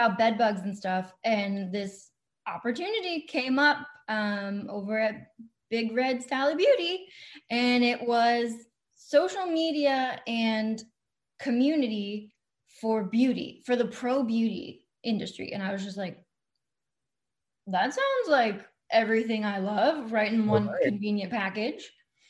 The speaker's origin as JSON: {"language": "English", "region": "Texas", "country": "United States", "accent": "Texan", "said": "So I actually live outside of Dallas, Texas, and I hope you can't hear it too much because I've fought that accent my entire life."}